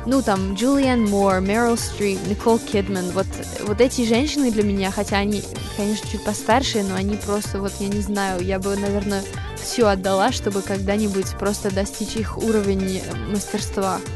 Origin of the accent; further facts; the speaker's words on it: United States; first language English; Russian is a second language; moved away as an adult; now in Russia; хотя английский это мой родной язык, я так привыкла говорить и, думать по-русски